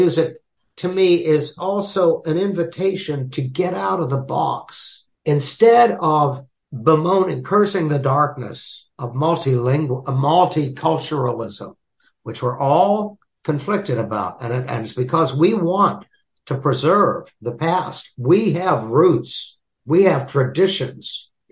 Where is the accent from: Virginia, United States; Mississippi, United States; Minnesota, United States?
Mississippi, United States; I was born in Mississippi.